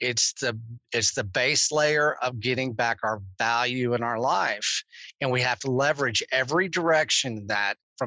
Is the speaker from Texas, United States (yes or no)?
yes; Texas, United States; I'm freaking Texan